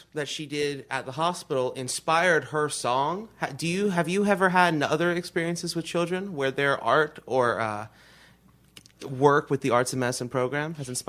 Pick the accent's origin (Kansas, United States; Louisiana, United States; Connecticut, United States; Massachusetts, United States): Louisiana, United States; I'm from Louisiana myself